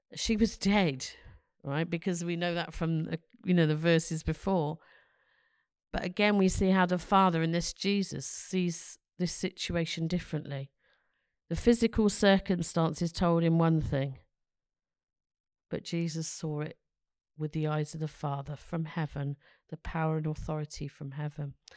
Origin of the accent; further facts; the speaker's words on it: London, United Kingdom; now in Ross-on-Wye, United Kingdom; I come from London